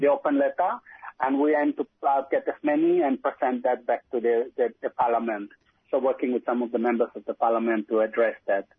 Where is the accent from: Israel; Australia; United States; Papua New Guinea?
Papua New Guinea; Wewak, East Sepik; I grew up in Wewak um, pretty much yeah, nearly my childhood up to um, teenagehood